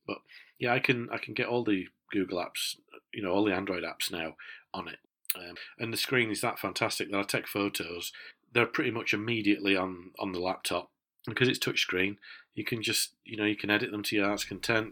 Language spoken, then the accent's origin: English; Yorkshire and the Humber, United Kingdom; as a Yorkshireman